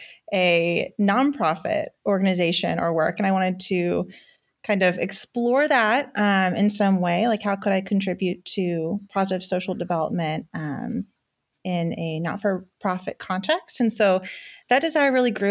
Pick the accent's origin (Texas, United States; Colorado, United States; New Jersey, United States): Texas, United States; moved away; I'm from Texas